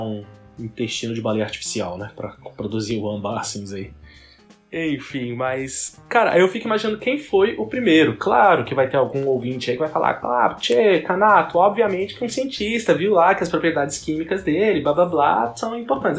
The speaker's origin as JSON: {"language": "Portuguese", "country": "Brazil", "said": "eu sou brasileiro"}